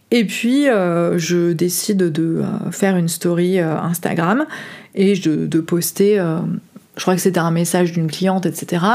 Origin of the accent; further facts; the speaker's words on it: France; moved away as an adult; j'ai quitté la France à 30 ans pour aller voyager